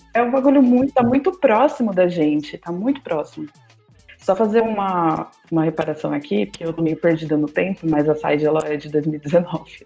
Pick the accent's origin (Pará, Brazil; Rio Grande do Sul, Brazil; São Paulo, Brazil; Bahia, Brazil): São Paulo, Brazil; ABC Paulista; now in São Paulo, Brazil; eu moro em São Paulo, mas eu sou da ABC